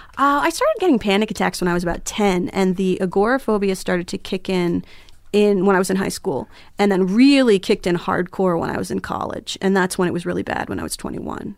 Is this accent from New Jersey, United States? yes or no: yes; Flemington, New Jersey, United States; also born or lived in Las Cruces, New Mexico; I'm from Flemington, New Jersey